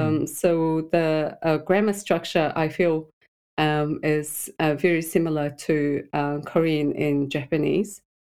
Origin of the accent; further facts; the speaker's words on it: Mongolia; first language Mongolian; English is a second language; Mongolian. We speak Mongolian.